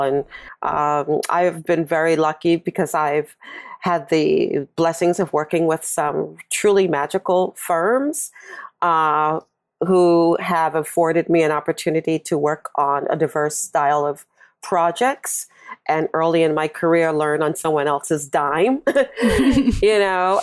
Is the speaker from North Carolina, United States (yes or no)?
no; New York, United States; also born or lived in California; I'm from New York and based in New York